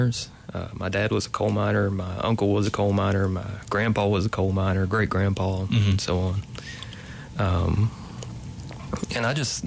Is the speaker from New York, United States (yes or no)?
no; McCreary County, Kentucky, United States; I am originally from McCreary County. I grew up pretty close to Mine 18 and Blue Heron and all that stuff.